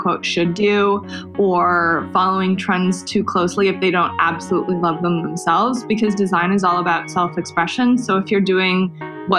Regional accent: Toronto, Ontario, Canada; moved away as an adult; also born or lived in Davis, California, United States; now in Los Angeles, United States; I grew up in Canada

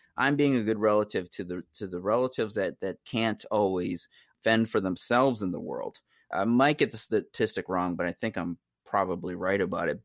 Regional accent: Wisconsin, United States; I'm, I'm Oneida, I'm from Wisconsin, my indigenous people, I'm indigenous to New York State

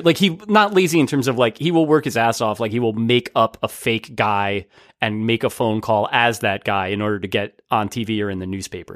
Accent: New Jersey, United States; growing up in New Jersey

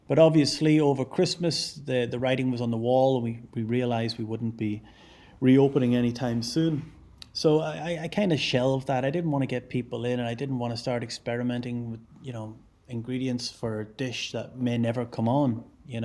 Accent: Ireland; now in Glasgow, United Kingdom; I'm Irish

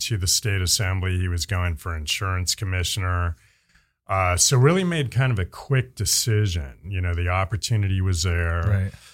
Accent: Bay Area, California, United States; now in San Rafael, United States; I'm a Bay Area native. Um, proudly grew up there

